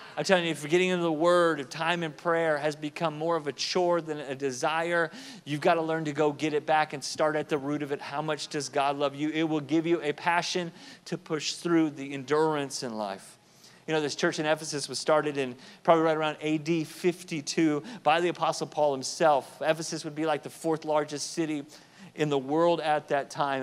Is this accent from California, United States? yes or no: yes; Southern California, United States; I lived in Southern California at the time, at the time grew up there as a kid